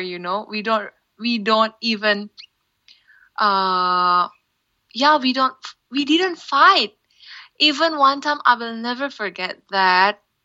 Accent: Sumatra, Indonesia; English is a second language; now in Jakarta, Indonesia; my favorite island would be Sumatra because that's my hometown

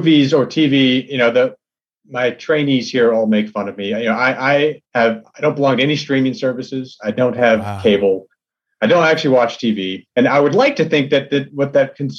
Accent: Texas, United States; I'm from Texas. His first movie, Bottle Rocket, was filmed kind of in a neighborhood that I grew up

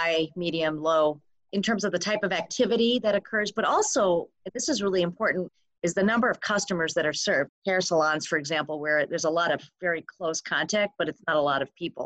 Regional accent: Michigan, United States; my home state, Michigan

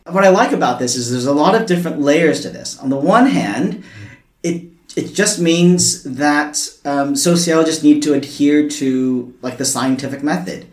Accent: United States; moved away as an adult; now in Australia; I'm from the US and I moved here in 2007

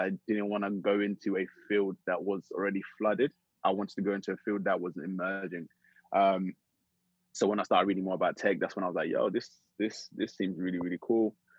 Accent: Essex, East of England, United Kingdom; also born or lived in Zimbabwe; I grew up in, actually, I was born in Zimbabwe. Came to the UK when I was around 8 years old. So I actually grew up in Essex.

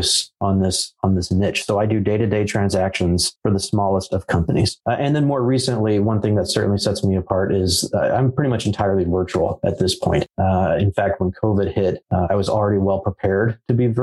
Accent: United States; I was born here in America, so I'm American

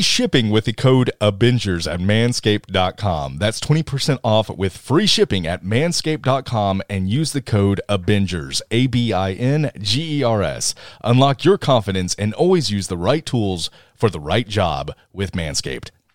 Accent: Tennessee, United States; we're all from Tennessee

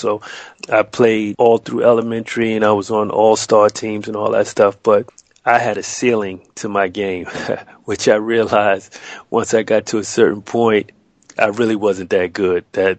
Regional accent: New York, United States; growing up in New York, I was an athlete myself at a young age.

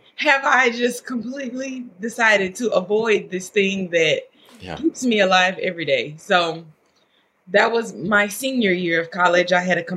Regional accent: Louisiana, United States; moved away; I'm from Louisiana

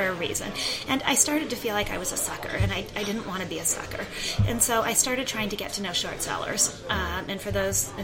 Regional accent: Minnesota, United States; I grew up in Minnesota, and I think I have some components of Minnesota nice in my personality

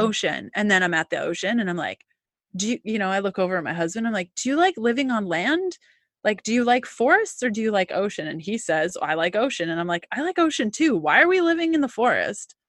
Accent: Canada; as a Canadian

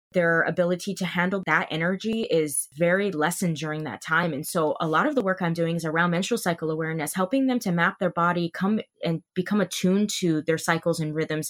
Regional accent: Hawaii, United States; moved away as an adult; I'm from Hawaii, and I grew up on that island my entire life

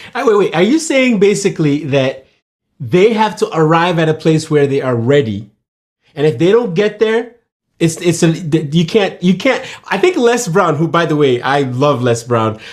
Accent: Nigeria; moved away; I was born in hmm. Nigeria

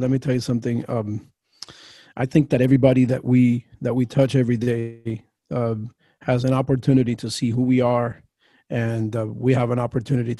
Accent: Miami, Florida, United States; now in Fort Myers, United States; I grew up in Miami and was in that area from 1980 all the way through to last year

